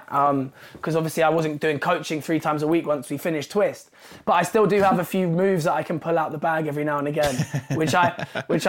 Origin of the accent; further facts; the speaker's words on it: London, United Kingdom; I grew up in London and it's a place that I love and have been a part of my whole life.